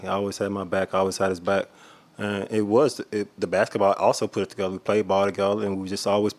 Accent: Oxford, Mississippi, United States; now in Atlanta, United States; from Oxford, Mississippi.

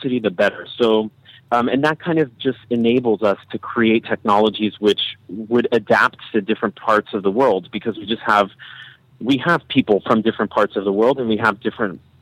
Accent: Berkeley, California, United States; I come from Berkeley and I'm like, you know, a Californian, and I just have been raised with this idea

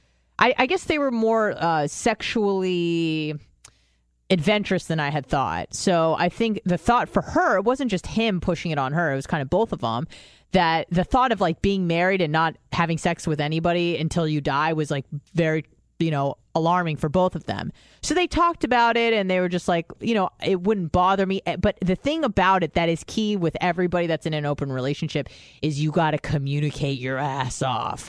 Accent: Israel; moved away; I was born in Israel

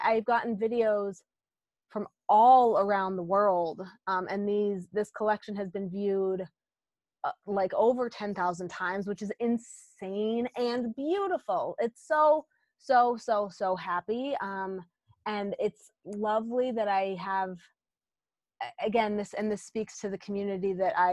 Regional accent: South Dakota, United States; moved away; I grew up in South Dakota

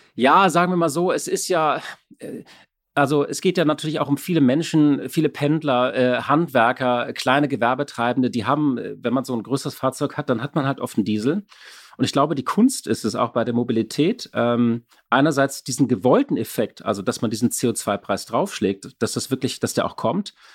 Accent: Berlin, Germany; Als Berliner

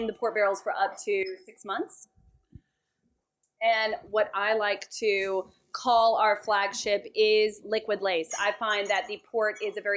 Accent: Atlanta, Georgia, United States; I'm from Atlanta originally, but my whole dad's side of the family is from Kentucky

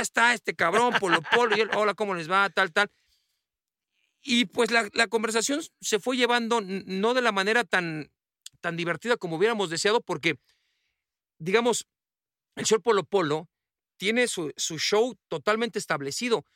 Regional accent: Mexico; se habla con, con nuestro acento

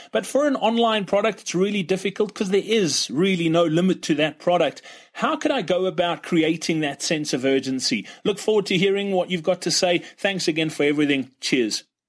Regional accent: Johannesburg, Gauteng, South Africa; I'm from Johannesburg in South Africa

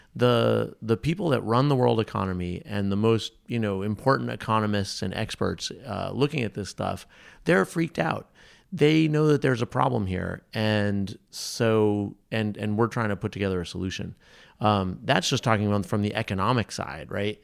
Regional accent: New England, United States; I'm from New England.

